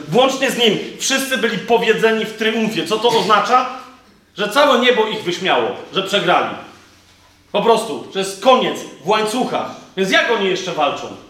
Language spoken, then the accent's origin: Polish; Kraków, Lesser Poland, Poland; Ja jestem z Nowej Huty